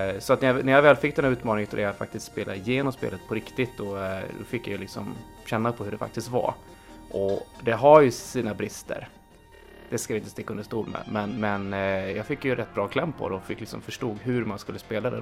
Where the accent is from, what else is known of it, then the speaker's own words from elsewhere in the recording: Uppsala, Uppsala County, Sweden; i Uppsala där jag växte upp